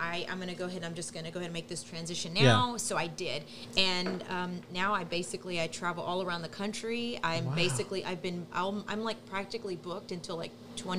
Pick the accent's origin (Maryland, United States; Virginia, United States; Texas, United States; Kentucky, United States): Texas, United States; Texas City; Born and raised in Texas City.